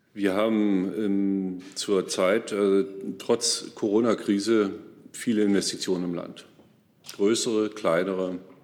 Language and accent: German; Forst, Brandenburg, Germany; meine Heimatstadt Forst